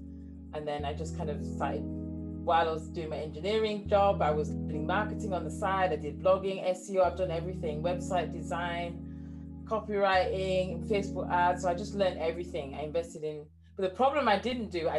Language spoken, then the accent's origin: English; Leeds, Yorkshire and the Humber, United Kingdom; accent: northern; now in Cambridge, United Kingdom; I was born and raised in Leeds, England. So I've, as you can hear from my accent, those people in the UK, you know, I'm from the north. I now live in Cambridge